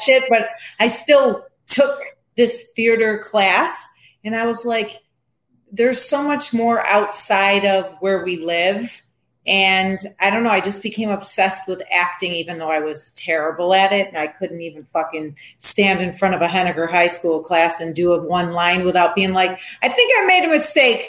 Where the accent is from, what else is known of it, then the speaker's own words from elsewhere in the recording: Syracuse, New York, United States; one of my close friends that I grew up in Syracuse